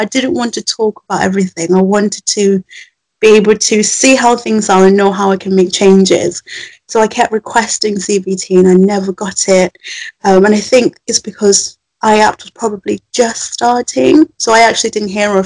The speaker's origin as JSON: {"language": "English", "country": "Zimbabwe", "tie": "born or raised there", "also_born_or_lived": "Birmingham", "moved": "yes", "lives_now": "England", "said": "I was born in Zimbabwe, which is a country in the south of Africa, but I've lived in England for 15 years, so I think of myself as very northern as well as African"}